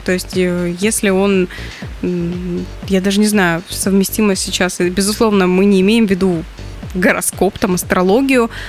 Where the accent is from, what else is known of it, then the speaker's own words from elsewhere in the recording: Caucasian Mineral Waters, Stavropol Krai, Russia; moved away; я росла в, на Кавказских минеральных водах